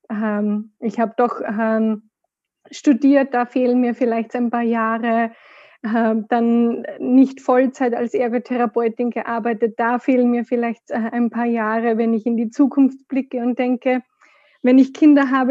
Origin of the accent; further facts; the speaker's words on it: Austria; now in Munich, Germany; Ich komme ursprünglich aus Österreich. Man wird es wahrscheinlich hin und wieder ein bisschen hören. Man kann es nicht ganz verstecken. Bin jetzt aber seit äh, zweieinhalb Jahren in München